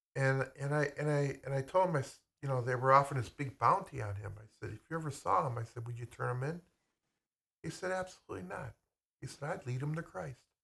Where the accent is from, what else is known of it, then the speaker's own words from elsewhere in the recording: United States; I'm American.